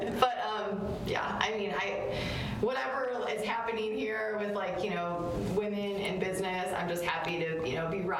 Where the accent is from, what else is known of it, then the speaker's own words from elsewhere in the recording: Detroit, Michigan, United States; now in Chicago, United States; I'm not from here. I'm actually from Detroit, but I feel very connected to the Midwest and to Chicago